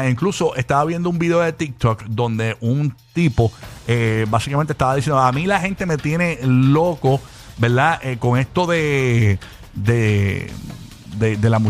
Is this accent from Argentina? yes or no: no; Venezuela; yo que yo soy venezolana y mi familia la conoce